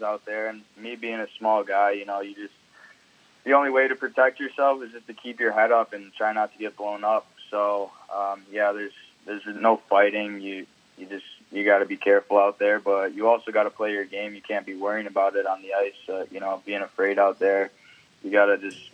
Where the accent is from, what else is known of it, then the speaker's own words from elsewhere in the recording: Niagara Falls, New York, United States; I grew up in Niagara